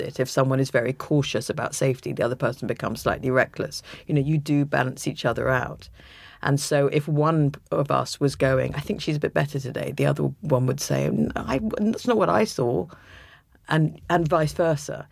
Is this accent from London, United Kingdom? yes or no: yes; London, United Kingdom; I was brought up in London, and every holiday we spent in Suffolk.